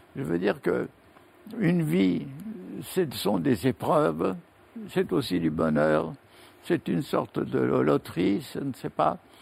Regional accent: France; je suis français

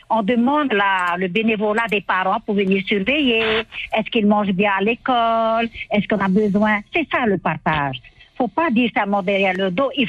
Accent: Papara, Tahiti, French Polynesia; on a grandi ensemble à Papara et on est enfant de papara.

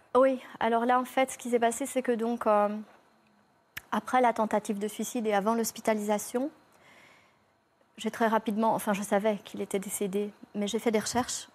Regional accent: Belgium; je suis belge, hein, je viens de Belgique

